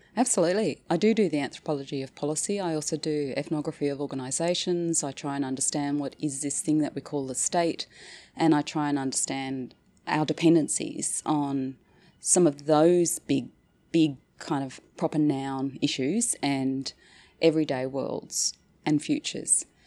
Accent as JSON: {"language": "English", "region": "Northern Territory", "country": "Australia", "tie": "born or raised there", "moved": "yes", "said": "So I went back to the Northern Territory, my hometown, uh, as a bureaucrat"}